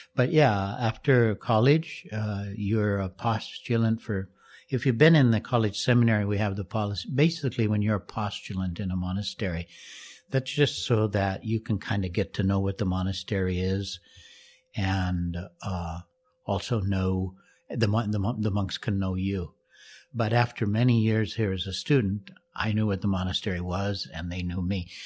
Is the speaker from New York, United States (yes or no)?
no; Moscow, Idaho, United States; moved away; I grew up in Moscow, Idaho as well.